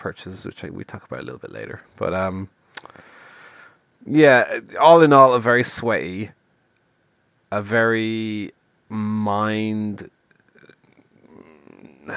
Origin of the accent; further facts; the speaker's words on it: Ireland; an Irish man